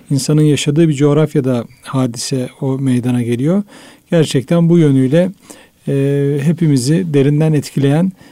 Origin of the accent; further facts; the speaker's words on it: Düzce, Turkey; Ben Düzceliyim